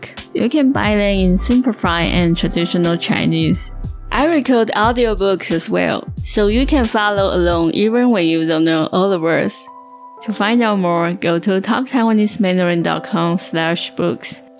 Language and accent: Chinese; Taiwan; 我从一个土生土长的台湾人的角度，